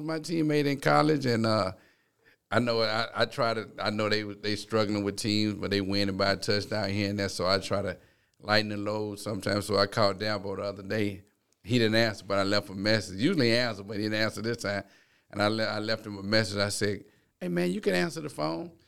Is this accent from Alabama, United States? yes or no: yes; Town Creek, Alabama, United States; growing up in Town Creek, it, it was so small